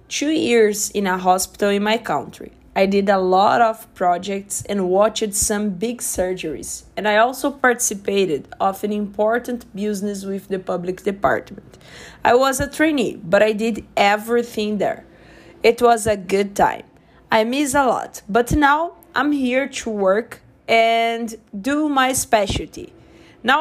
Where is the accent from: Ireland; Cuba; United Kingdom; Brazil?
Brazil; moved away as an adult; now in Canada; I'm from Brazil, but I'm living in Canada now